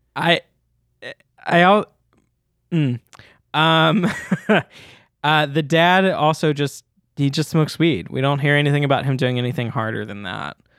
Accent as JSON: {"language": "English", "town": "Memphis", "region": "Tennessee", "country": "United States", "accent": "Southern", "said": "I'm from Memphis, Tennessee"}